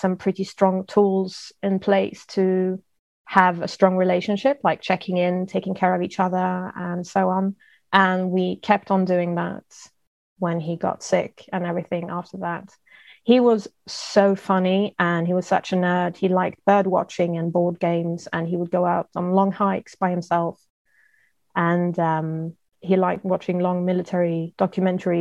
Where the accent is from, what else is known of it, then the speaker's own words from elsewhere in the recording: Stockholm, Stockholm County, Sweden; first language English and French; I am recording from Stockholm, Sweden, where I am also born, although I am not Swedish per se. My dad's British and my mom's French